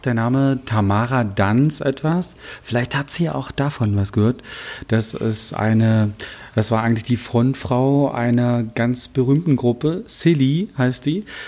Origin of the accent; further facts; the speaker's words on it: Wittenberg, Saxony-Anhalt, Germany; now in Czech Republic; zu Hause in Sachsen-Anhalt, zumindest nicht da, wo ich herkomme, in Wittenberg